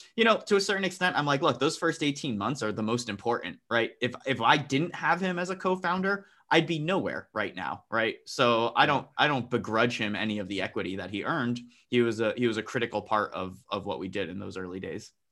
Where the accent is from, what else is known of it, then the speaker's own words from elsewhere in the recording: New Jersey, United States; I was born and raised in New Jersey.